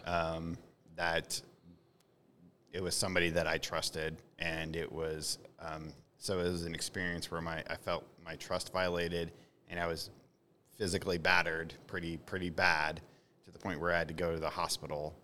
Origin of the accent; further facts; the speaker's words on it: the Ozarks, United States; I was from the Ozarks